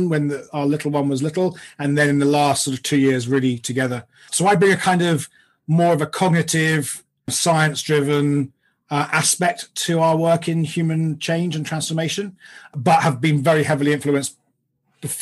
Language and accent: English; London, United Kingdom; I grew up in London in the UK